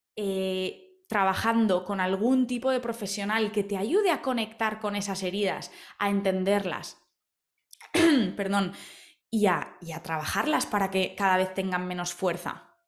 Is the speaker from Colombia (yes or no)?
no; Spain; yo soy española